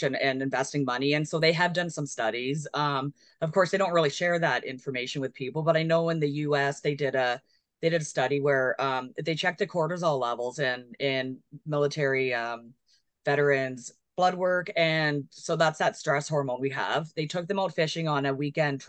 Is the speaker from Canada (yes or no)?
yes; Kingston, Ontario, Canada; I'm from the Kingston area. So we're so fortunate out here because we have the Rideau Lake system and the St. Lawrence River and the Great Lakes and access to a lot of water. Which I grew up around